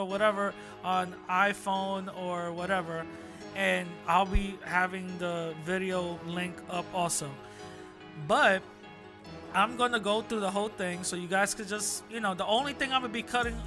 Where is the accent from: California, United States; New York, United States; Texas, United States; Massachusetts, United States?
New York, United States; New York City; New York City, my hometown